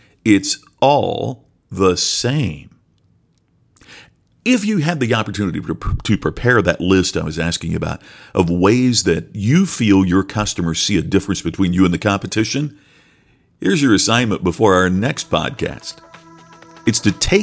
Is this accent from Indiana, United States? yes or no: yes; Crothersville, Indiana, United States; moved away; also born or lived in Seymour, Indiana; We were both born in Seymour, Indiana, but I grew up and went to school a few miles farther south in the even smaller Crothersville, Indiana.